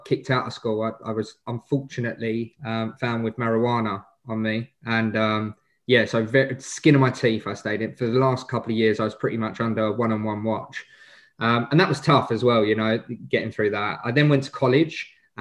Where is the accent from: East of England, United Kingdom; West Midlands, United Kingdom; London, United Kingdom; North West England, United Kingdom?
East of England, United Kingdom; Essex; accent: Essex; I'm an Essex boy